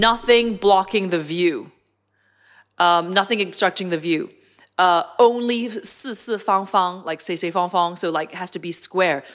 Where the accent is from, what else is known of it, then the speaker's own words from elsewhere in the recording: Hong Kong; I come from Hong Kong